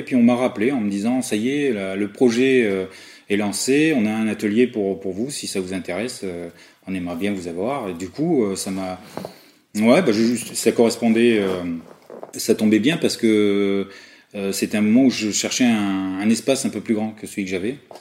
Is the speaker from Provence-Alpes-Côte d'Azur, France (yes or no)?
yes; Avignon, Provence-Alpes-Côte d'Azur, France; also born or lived in Soissons, Aisne, France; Je suis arrivé en Avignon euh, à l'âge de 9 ans. Je suis né à Soissons, dans l'Aisne